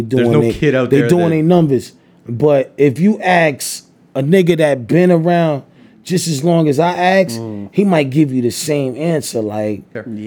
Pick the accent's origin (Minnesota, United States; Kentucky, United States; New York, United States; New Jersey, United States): New York, United States; New York City; I'm from Staten